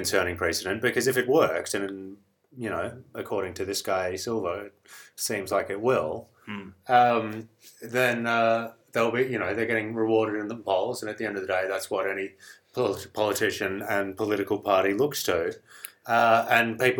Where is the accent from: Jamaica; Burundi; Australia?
Australia; As an Australian